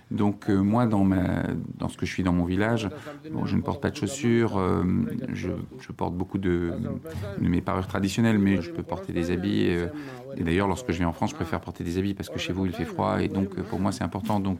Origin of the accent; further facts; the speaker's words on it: Papua New Guinea; Je viens de Papouasie-Nouvelle-Guinée, d'une tribu des montagnes qui s'appelle la tribu des Houlis.